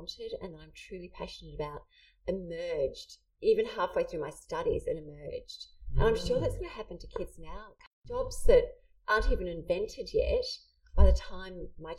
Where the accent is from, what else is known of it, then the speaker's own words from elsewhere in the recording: New Zealand; I grew up in New Zealand